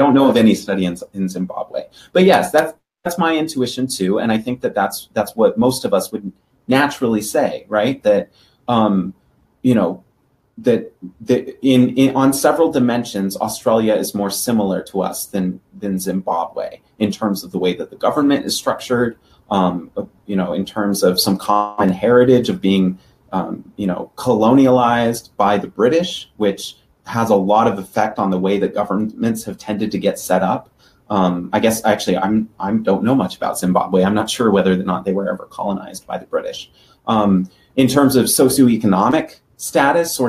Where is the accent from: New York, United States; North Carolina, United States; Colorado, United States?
Colorado, United States; Denver; Denver, Colorado, that's my hometown